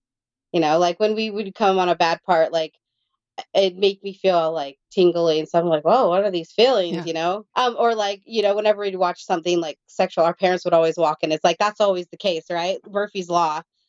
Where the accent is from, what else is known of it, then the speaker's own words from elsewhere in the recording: India; So I'm one of 20 siblings. We're all adopted from all over the world. And I'm from India.